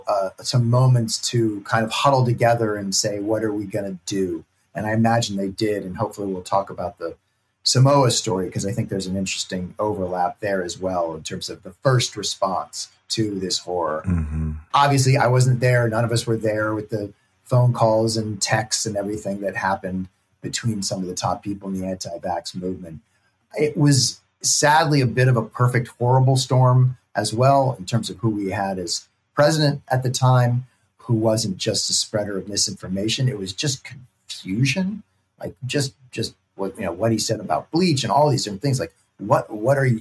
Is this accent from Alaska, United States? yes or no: no; Berkeley, California, United States; I grew up in Berkeley, California